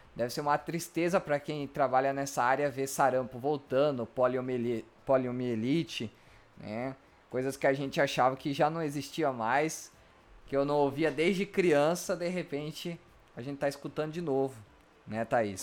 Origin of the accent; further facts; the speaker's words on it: Mato Grosso, Brazil; moved away; also born or lived in Rio Grande do Sul; eu sou do Mato Grosso, um local que é sempre quente